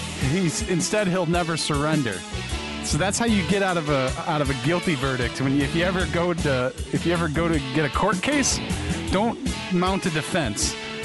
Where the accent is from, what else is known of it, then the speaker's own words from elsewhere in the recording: Canada; So, yeah, …. Being Canadian, I would assume this song's about hockey.